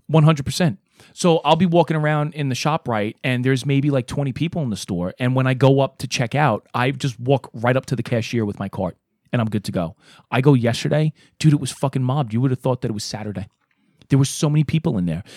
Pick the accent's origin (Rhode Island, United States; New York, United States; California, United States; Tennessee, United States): New York, United States; New York City; moved away as an adult; Because I lived in Brooklyn, Um, I'm from Brooklyn